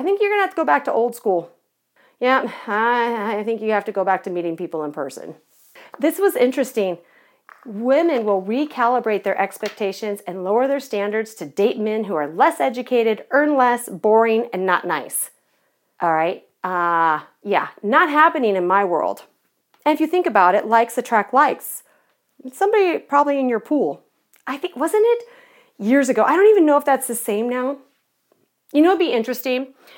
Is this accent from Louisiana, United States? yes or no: no; Irvine, California, United States; I grew up in Southern California, so I lived in Irvine.